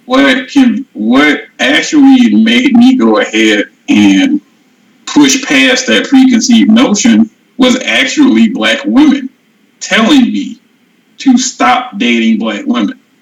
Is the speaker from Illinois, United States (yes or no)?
no; St. Louis, Missouri, United States; moved away as an adult; now in Arizona, United States; I was born in St. Louis, Missouri. I grew up in an area of St. Louis that is affectionately called Murderville.